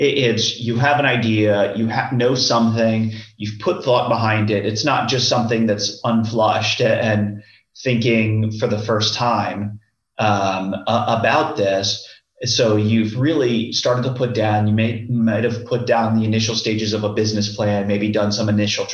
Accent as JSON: {"language": "English", "town": "Tampa", "region": "Florida", "country": "United States", "tie": "born or raised there", "said": "born and raised in Tampa Bay"}